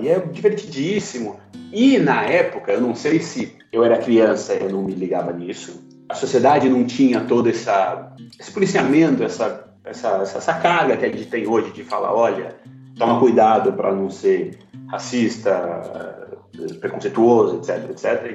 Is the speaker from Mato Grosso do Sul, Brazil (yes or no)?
no; Goiás, Brazil; eu sou de Goiás